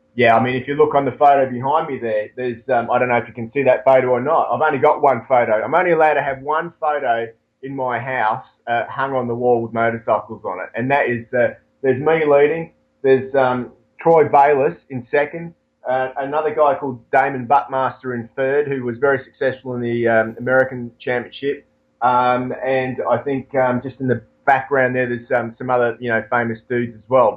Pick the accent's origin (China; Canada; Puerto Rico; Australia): Australia; us Australians speaking as Australian